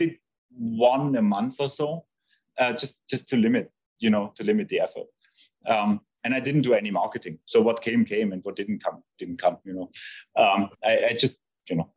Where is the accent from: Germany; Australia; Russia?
Germany; Heidenheim, Baden-Württemberg; a small stadium, which is very close to my hometown. It's Heidenheim